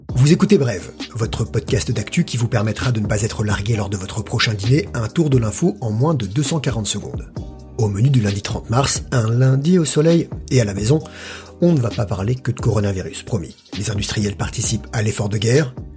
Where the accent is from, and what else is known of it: France